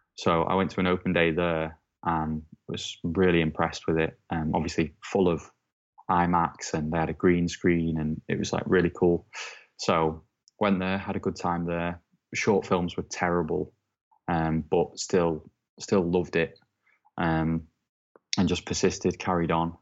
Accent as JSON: {"language": "English", "town": "Southport", "region": "North West England", "country": "United Kingdom", "tie": "born or raised there", "also_born_or_lived": "Preston", "moved": "as an adult", "lives_now": "Manchester, United Kingdom", "said": "my hometown is Southport, which is about forty-five minutes away from Liverpool"}